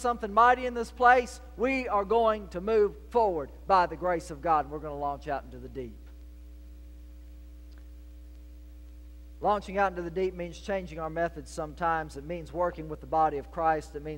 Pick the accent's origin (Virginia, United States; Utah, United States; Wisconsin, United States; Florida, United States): Virginia, United States; Portsmouth; moved away as an adult; also born or lived in North Carolina / Georgia; now in South Carolina, United States; I was the boy born and raised in Portsmouth, Virginia